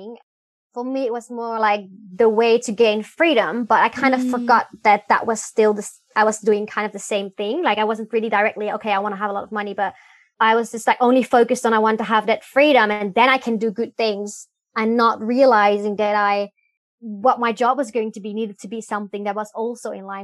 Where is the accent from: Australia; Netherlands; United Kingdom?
Netherlands; moved away as an adult; also born or lived in Belgium; now in Hanoi, Vietnam; I'm originally from the Netherlands, but I haven't been living there in a really long time. I moved to Belgium when I was 18.